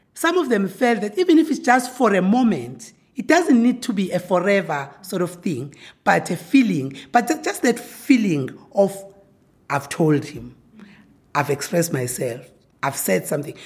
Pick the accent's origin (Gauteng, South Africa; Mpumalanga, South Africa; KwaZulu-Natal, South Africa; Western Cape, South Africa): KwaZulu-Natal, South Africa; village outside Pietermaritzburg; now in Pretoria, South Africa; I am born and bred in KwaZulu Natal in a rural village called Wandebekrege outside eh, Pietermaritzburg